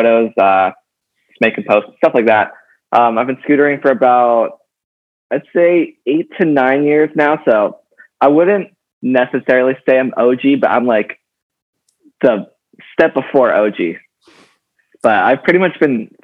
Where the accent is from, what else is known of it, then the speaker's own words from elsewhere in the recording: Los Angeles, California, United States; I grew up